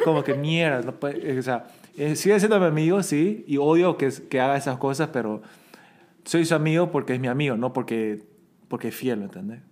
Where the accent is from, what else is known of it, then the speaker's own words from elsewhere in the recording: Bolivia; now in South Korea; yo también crecí como una minoridad en Bolivia